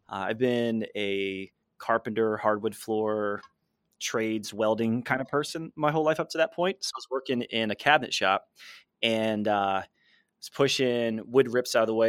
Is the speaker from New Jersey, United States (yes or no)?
yes; New Jersey, United States; I grew up in Jersey on the East Coast